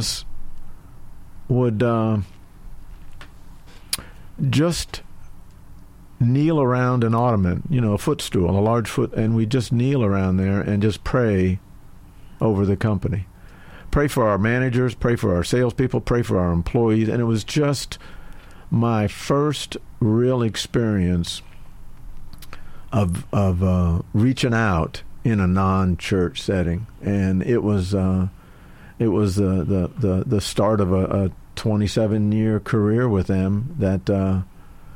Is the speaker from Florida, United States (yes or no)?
yes; Sarasota-Bradenton area, Florida, United States; lived down in the Sarasota-Bradenton area. Got married when I was 20, married my high school sweetheart